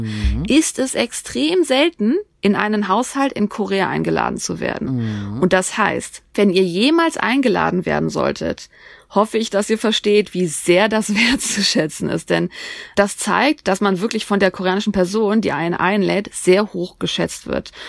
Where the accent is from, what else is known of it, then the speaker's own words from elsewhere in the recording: Germany; wir Deutschen